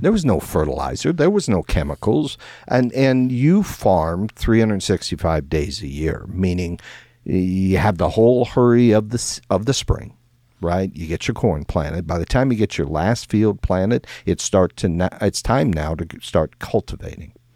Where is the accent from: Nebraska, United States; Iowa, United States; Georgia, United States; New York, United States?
Iowa, United States; when I grew up in Iowa